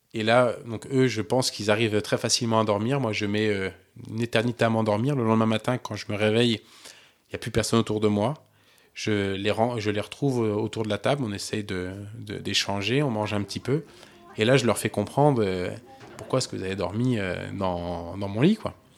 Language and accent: French; France; je suis français